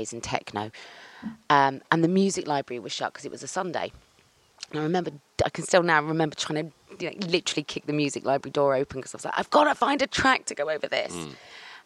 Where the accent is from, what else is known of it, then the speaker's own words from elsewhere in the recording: Cheltenham, South West England, United Kingdom; I'm from Cheltenham